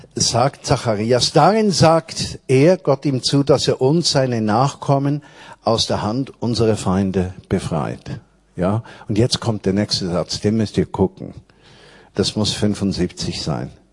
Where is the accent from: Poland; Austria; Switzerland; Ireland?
Switzerland; moved away as an adult; now in Berlin, Germany; ich war kulturchristlich aufgewachsen in der Schweiz